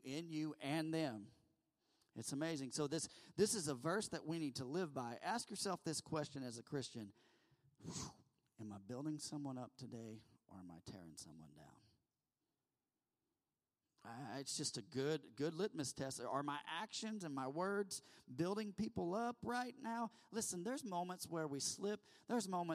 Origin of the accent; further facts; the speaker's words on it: United States; we're American